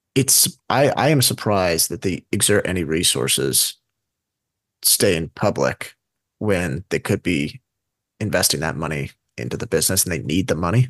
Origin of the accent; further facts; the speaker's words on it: United States; as an American